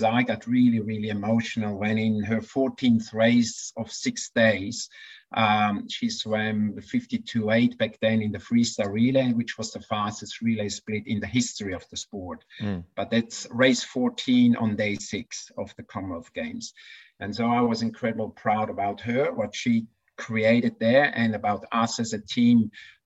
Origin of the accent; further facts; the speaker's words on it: Switzerland; moved away as an adult; now in Queensland, Australia; I could have gone as a Swiss coach with my athletes